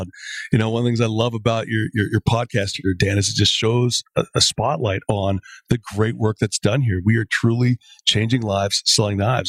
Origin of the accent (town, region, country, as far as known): Canada